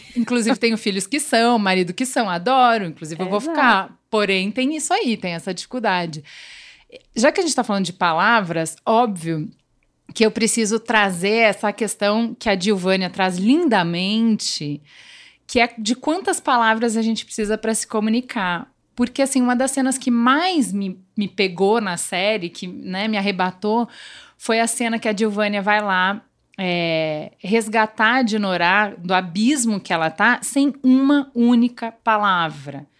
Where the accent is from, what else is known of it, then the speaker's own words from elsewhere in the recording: Rio Grande do Sul, Brazil; accent: gaúcho; now in São Paulo, Brazil; eu cheguei em São Paulo, porque evidentemente o jeito gaúcho de falar não é que só tem um sotaque diferente